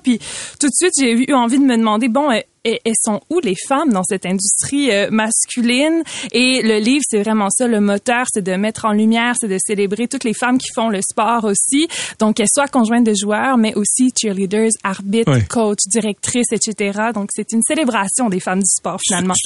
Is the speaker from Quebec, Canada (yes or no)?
yes; Quebec, Canada